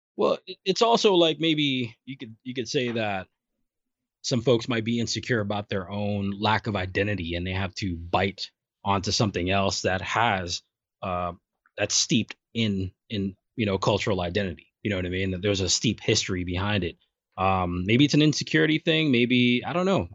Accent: New York City, New York, United States; I grew up in Brooklyn

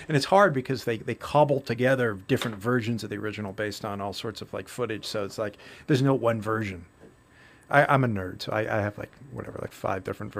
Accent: Chelmsford, Massachusetts, United States; I grew up in Chelmsford

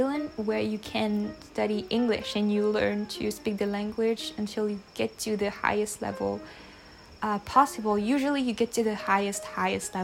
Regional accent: Réunion; English is a second language; I am from Reunion Island, which is a French island, and I've been living here for like basically my whole life, but not technically

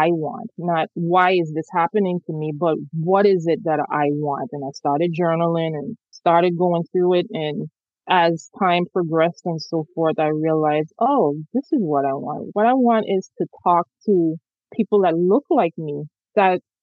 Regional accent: St. Thomas, U.S. Virgin Islands; I grew up in the Caribbean, so, you know, in the Virgin Islands in St. Thomas

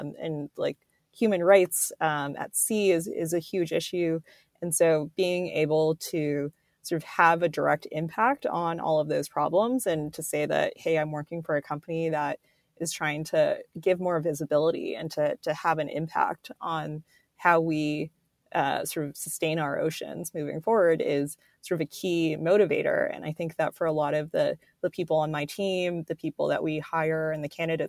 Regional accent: South Florida, United States; I was born and raised in South Florida

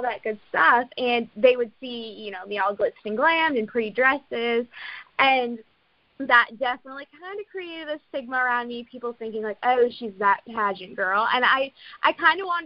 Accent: southern Maine, United States; now in North Carolina, United States; I grew up in Maine

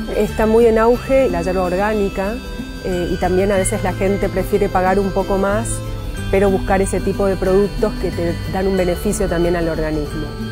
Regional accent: Misiones, Argentina; nací en Misiones y hace 12 años que me dedico a esta profesión

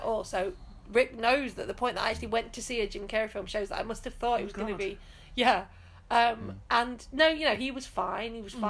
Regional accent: Nottinghamshire, East Midlands, United Kingdom; I grew up in Nottinghamshire, on the edge of Sherwood Forest, in fact.

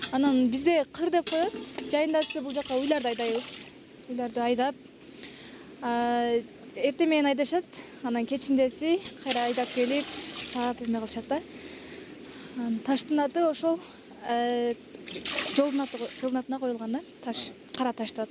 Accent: Kyrgyz-Ata, Osh Region, Kyrgyzstan; айылыбыз негизи төрт беш айылдан турат мисалы участкаларга бөлүнөт да ак булак кыргыз ата кыргыз ата негизи бөлүнүп кетет ак булак борко көтөрмө сталин депчи

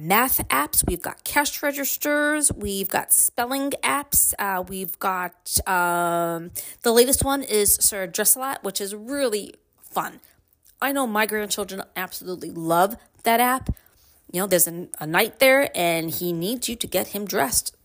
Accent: Brooklyn, New York, United States; now in Upstate New York, United States; I am from Brooklyn, born and raised.

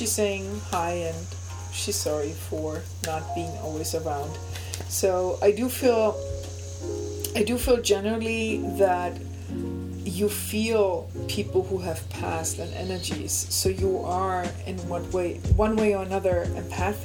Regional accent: Germany; accent: German; English is a second language; also born or lived in Alexandroupolis, Greece; And I was born, raised, and I have lived in Germany, though. I have a German accent

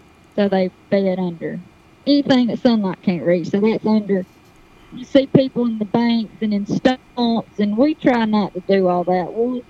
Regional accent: the South, United States; And then we soak them in hot sauce and deep fry them because we're from the South.

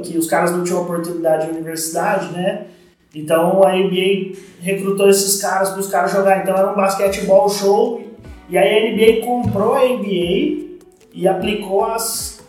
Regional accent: Franca, São Paulo, Brazil; quando eu voltei para Franca, em 99, meu pai tinha uma escolinha de basquete aqui

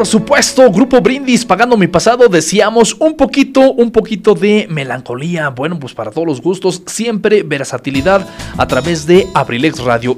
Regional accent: Acambay, State of Mexico, Mexico; Muy de nuestra tierra, muy de Acambay

